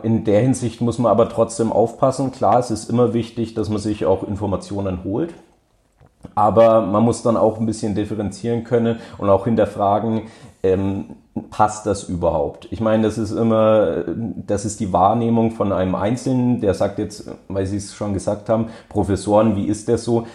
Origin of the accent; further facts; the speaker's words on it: Hof, Bavaria, Germany; ich komme selber aus der Region, also ich komme auch direkt aus Hof, ähm, bin hier auch zur Schule gegangen